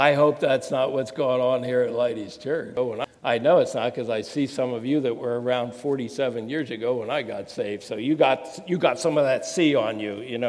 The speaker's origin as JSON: {"language": "English", "region": "New Jersey", "country": "United States", "said": "I'm from Jersey"}